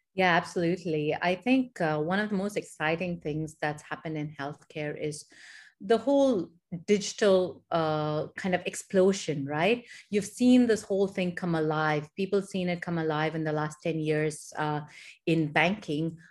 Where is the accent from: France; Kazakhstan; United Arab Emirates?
United Arab Emirates; Dubai; also born or lived in India / Michigan, United States; So, I actually grew up here in the Middle East. I grew up in Dubai